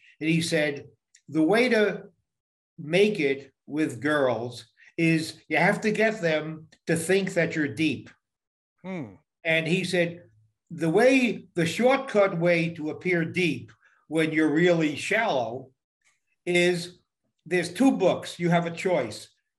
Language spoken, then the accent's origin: English; New York, United States; now in California, United States; I am a New Yorker. I'm a New Yorker who, by a weird twist of fate, found myself living in an equally blue state of California, another high tax state.